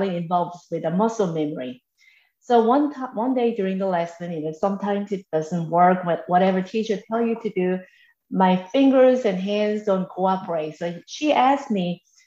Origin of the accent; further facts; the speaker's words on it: South Korea; now in Macon, United States; I am originally from South Korea, and I have lived in the United States for over 3 decades.